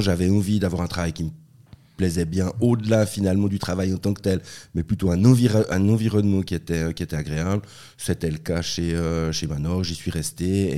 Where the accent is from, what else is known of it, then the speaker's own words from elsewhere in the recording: La Tour-de-Peilz, Vaud, Switzerland; first language French; also born or lived in Basel / Bern; c'est là-bas que je suis né, et puis après ils sont euh, rentrés en Suisse romande, et j'ai grandi à la Tour de Paix